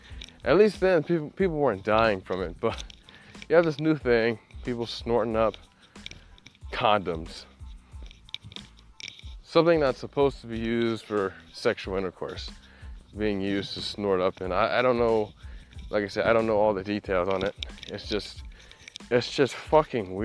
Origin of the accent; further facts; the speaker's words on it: United States; I'm from the United States